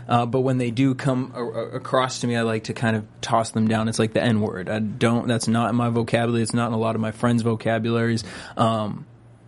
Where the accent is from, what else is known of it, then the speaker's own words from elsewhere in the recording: Boston, Massachusetts, United States; moved away; also born or lived in New York; I'm from Boston, but lived in New York for like 5 years